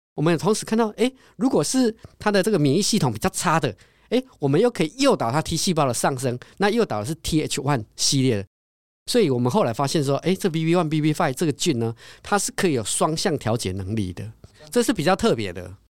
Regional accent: Taiwan; 我们都是台湾人

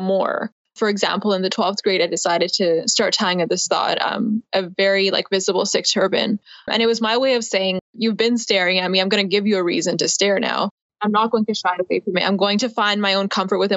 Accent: Abbotsford, British Columbia, Canada; I was born in Abbotsford. I'm over on the West Coast in BC.

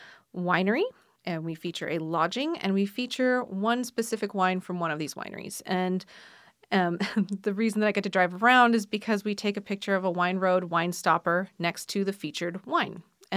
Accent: California, United States; So I grew up in West Sonoma County, not interested in wine at all as a younger person.

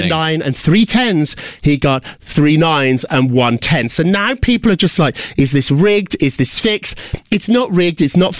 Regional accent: United Kingdom; I remember going to nightclubs when I was growing up in Britain

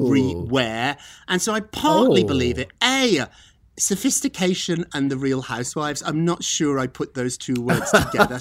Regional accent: United Kingdom; moved away; I'm British.

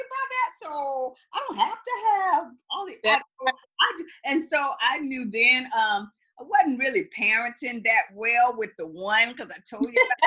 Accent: the South, United States; I'm from the South as well.

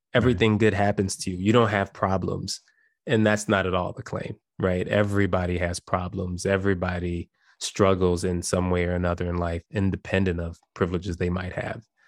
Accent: Chicago, Illinois, United States; I grew up in Chicago

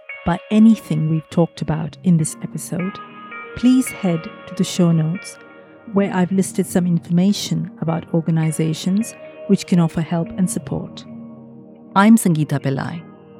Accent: India; now in United Kingdom; like, I slip into my skin, my Indian skin.

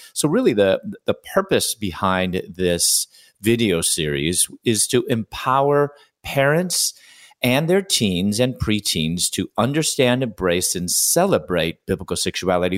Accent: Chicago, Illinois, United States; moved away as an adult; also born or lived in Louisville, Kentucky; I'm originally from Chicago

